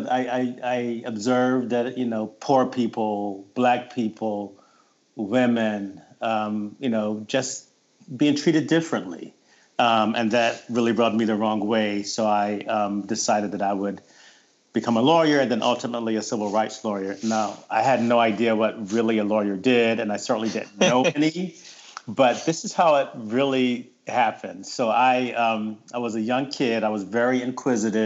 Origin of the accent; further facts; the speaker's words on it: Wilmington, North Carolina, United States; now in Pennsylvania, United States; I was born and raised in Wilmington, North Carolina. So I'm a Southern boy